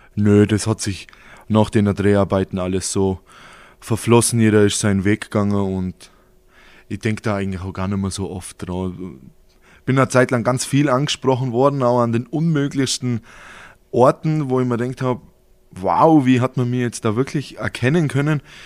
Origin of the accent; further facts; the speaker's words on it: Halblech, Bavaria, Germany; ich bin ein Halblöcher, das ist mein Heimat